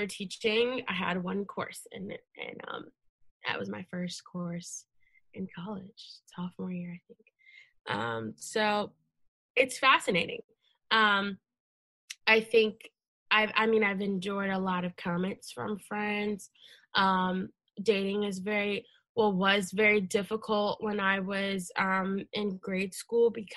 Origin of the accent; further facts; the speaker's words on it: Leesburg, Virginia, United States; I grew up in Loudoun County in Leesburg